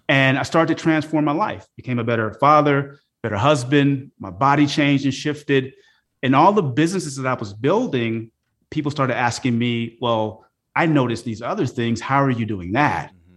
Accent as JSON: {"language": "English", "town": "Oakland", "region": "California", "country": "United States", "tie": "born or raised there", "also_born_or_lived": "Philadelphia, Pennsylvania / Los Angeles, California", "said": "I grew up in Oakland, California"}